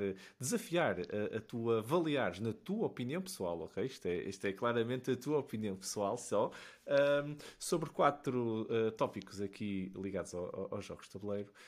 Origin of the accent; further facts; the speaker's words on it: Matosinhos, Porto District, Portugal; eu sou de Matosinhos